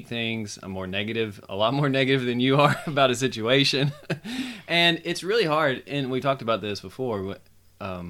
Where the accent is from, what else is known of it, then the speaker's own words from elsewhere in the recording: United States; as an American citizen